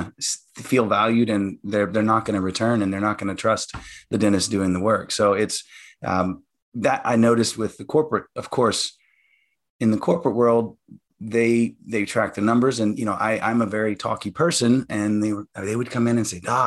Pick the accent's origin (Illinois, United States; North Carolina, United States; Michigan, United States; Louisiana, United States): Louisiana, United States; growing up in Louisiana, we had, you know, good, strong family.